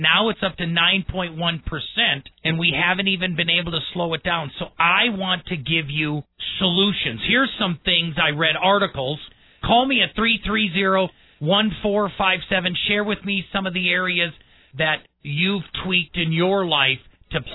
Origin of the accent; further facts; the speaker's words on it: United States; also born or lived in Colorado; I am an American